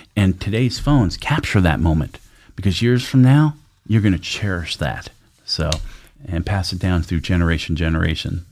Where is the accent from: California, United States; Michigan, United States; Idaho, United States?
Idaho, United States; Sun Valley; That's where I grew up in Sun Valley.